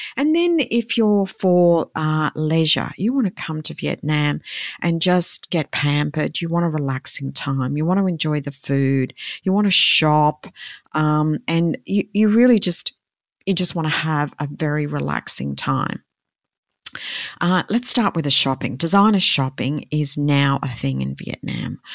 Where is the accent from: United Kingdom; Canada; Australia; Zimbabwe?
Australia; I'm from Australia